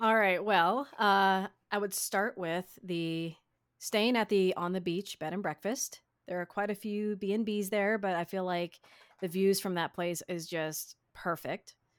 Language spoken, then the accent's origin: English; Midwest, United States; I'm a Midwesterner